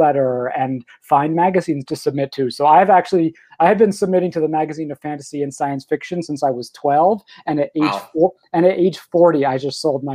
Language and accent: English; Hudson, New York, United States; born or raised there; moved away